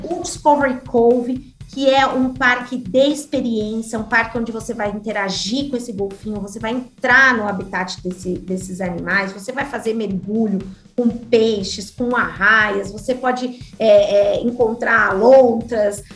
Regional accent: Brazil

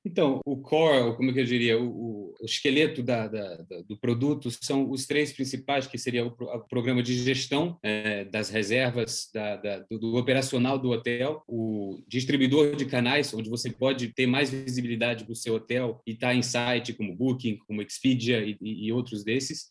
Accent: Switzerland; moved away; also born or lived in Brazil; eu que nasci aqui na Suíça, resolvi voltar, morar aqui na minha, na minha terra natal

